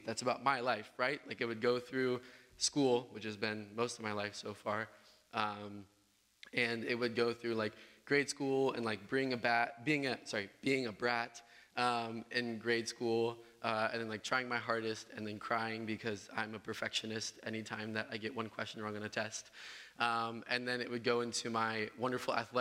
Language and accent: English; Southern Illinois, United States; moved away as an adult; I'm from Southern Illinois. I'm from a small town called Cartlandville